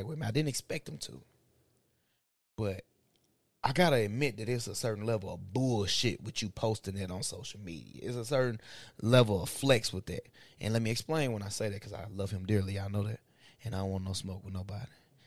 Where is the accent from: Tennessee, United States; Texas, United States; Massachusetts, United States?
Tennessee, United States; Bolivar; we all Bolivar vets in this motherfucker. B-town veterans